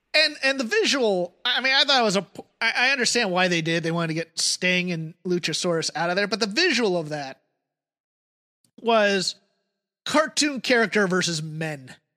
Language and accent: English; United Kingdom; now in United States; as a Brit